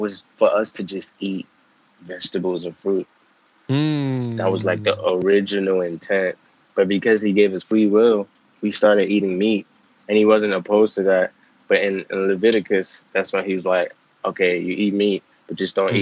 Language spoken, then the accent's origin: English; Maryland, United States; also born or lived in Nigeria; So I was born in Nigeria, and I grew up in Maryland. And I've been here since 2003